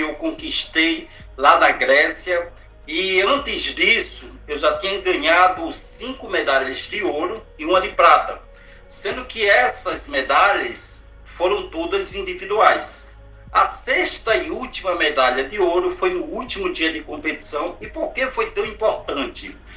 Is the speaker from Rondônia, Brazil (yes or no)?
no; Natal, Rio Grande do Norte, Brazil; now in Rio de Janeiro, Brazil; não esqueço do bairro de Mãe Luísa, onde eu nasci, onde é muito mais conhecido pela criminalidade e violência, mas eu saí dali com muito orgulho, sou de Natal, sou do Nordeste do Brasil